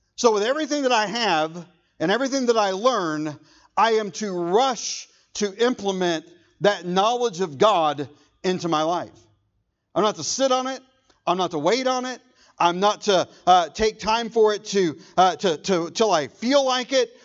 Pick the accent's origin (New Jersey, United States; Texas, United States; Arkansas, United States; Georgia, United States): Texas, United States; Irving; I was born in Irving